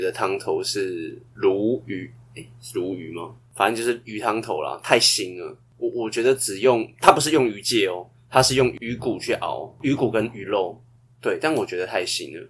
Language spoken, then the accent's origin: Chinese; Taiwan; 我们台湾人不是会拿一些呃酱油啊、辣椒啊，或者是沙茶拿去沾你的面吗？